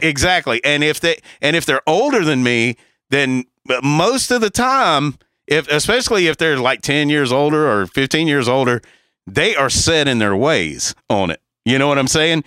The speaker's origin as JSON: {"language": "English", "region": "the South", "country": "United States", "tie": "born or raised there", "said": "if you grew up where we grew up in the South"}